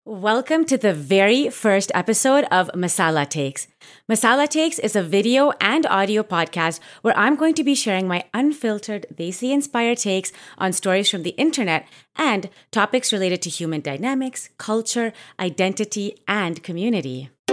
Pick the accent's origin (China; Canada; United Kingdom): Canada; I grew up in Canada where, you know, like, there wasn't even that many Indian people until we started to get a little bit older